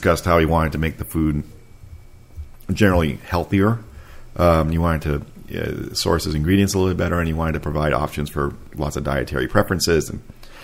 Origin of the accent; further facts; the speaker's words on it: Mexico; now in United States; I am, you know, Latin American, I was raised in Mexico.